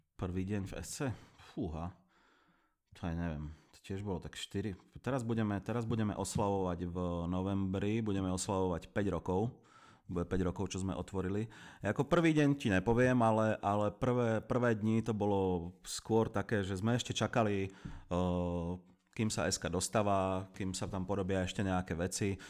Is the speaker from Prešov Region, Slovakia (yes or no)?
no; Zlaté Moravce, Nitra Region, Slovakia; moved away as an adult; now in Prague, Czech Republic; Ja pochádzam z Kalex City, a.k.a. Zlaté Moravce.